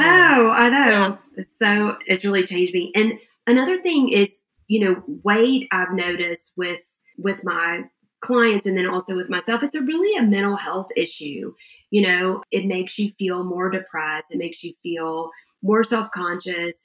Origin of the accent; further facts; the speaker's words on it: Georgia, United States; we're from Georgia